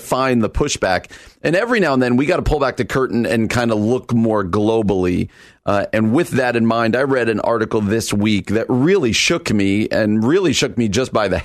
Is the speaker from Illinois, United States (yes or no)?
no; New Jersey, United States; moved away as an adult; I come out from New Jersey